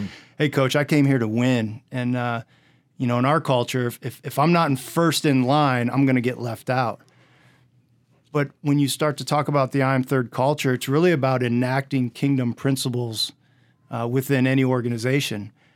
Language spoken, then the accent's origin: English; Indiana, United States; I grew up in Indiana